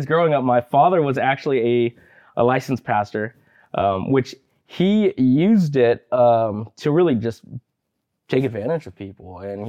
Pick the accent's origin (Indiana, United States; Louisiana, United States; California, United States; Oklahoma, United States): California, United States; Martinez; born there; I was born in Martinez, the Bay Area.